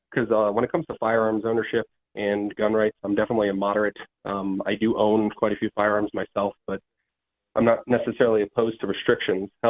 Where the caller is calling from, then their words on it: Ohio, United States; I'm calling from Ohio.